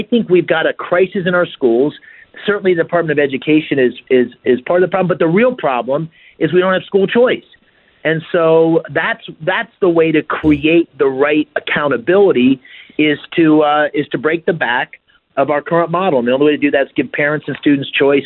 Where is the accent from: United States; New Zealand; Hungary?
United States; Bloomsburg, Pennsylvania; I grew up here in Pennsylvania in a small town called Bloomsburg